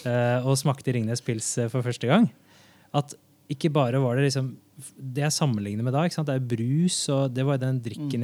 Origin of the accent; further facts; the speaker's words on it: Oslo, Norway; jeg kommer fra Haugerud i Oslo, og ja, det var vel en av de, de første som hadde liksom, mer enn en fem utlendinger i klassen